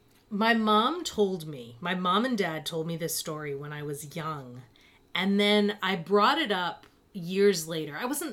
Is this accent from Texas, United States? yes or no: no; Fall River, Massachusetts, United States; we lived in that area. I grew up in Fall River.